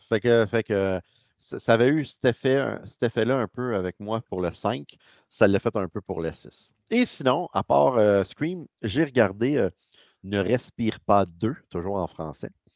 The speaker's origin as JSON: {"language": "French", "town": "Montreal", "region": "Quebec", "country": "Canada", "said": "on vient de Montréal"}